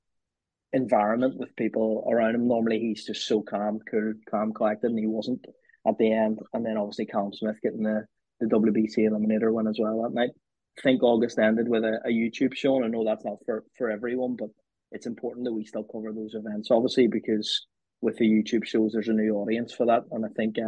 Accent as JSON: {"language": "English", "town": "Belfast", "region": "Northern Ireland", "country": "United Kingdom", "tie": "born or raised there", "said": "my hometown in Belfast"}